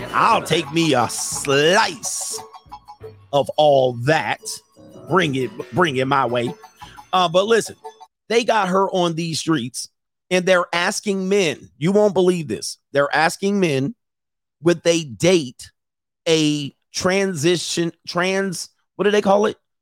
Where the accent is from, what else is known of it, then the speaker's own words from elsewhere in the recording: California, United States; I'm from California.